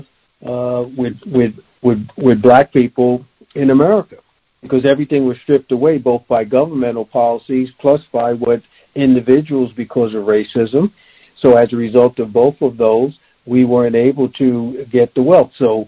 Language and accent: English; New York City, New York, United States; also born or lived in Bronx, New York; I'm a New Yorker first and foremost. I was born in the Bronx, raised in Queens